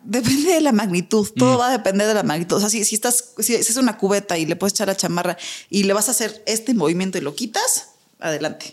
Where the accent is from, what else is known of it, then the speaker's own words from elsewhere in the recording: Mexico; como mexicanos